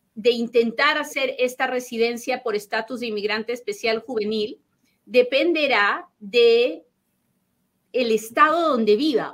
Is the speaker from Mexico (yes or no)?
no; Peru; hablo bien rápido porque soy bien peruana